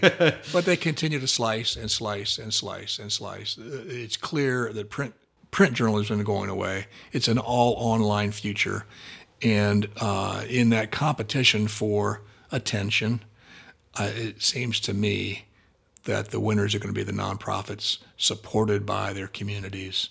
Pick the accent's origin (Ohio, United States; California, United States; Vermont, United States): Ohio, United States; Columbus; I grew up in Columbus